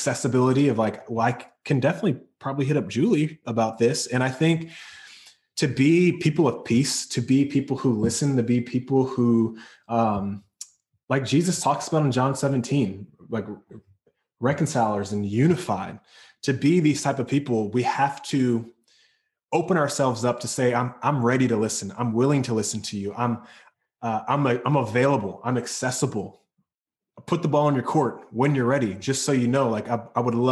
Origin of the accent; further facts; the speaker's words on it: North Carolina, United States; now in California, United States; I'm from North Carolina. So, and I moved to California